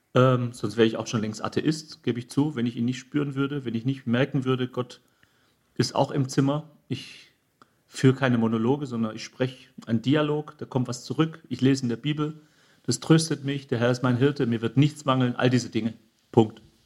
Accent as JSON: {"language": "German", "country": "Germany", "said": "wir Deutschen"}